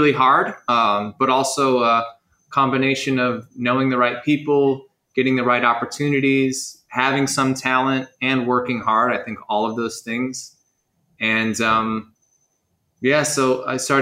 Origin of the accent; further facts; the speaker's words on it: Chicago, Illinois, United States; also born or lived in Los Angeles; now in Bali, Indonesia; I'm from Chicago. I moved to Los Angeles and spent 10 years in Los Angeles